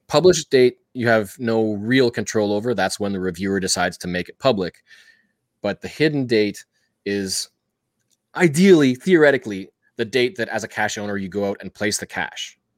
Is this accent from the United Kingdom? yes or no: no; Canada; I'm Canadian.